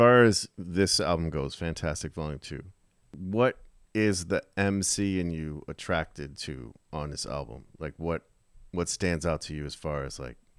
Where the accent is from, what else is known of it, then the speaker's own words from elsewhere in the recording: Philadelphia, Pennsylvania, United States; We're from Philly.